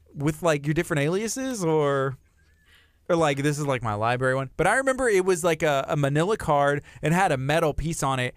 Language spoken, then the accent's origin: English; Texas, United States; growing up in Texas